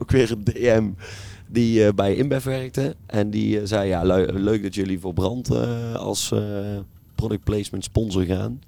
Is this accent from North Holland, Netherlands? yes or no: no; Kaatsheuvel, North Brabant, Netherlands; wij komen ook uit Kaatsheuvel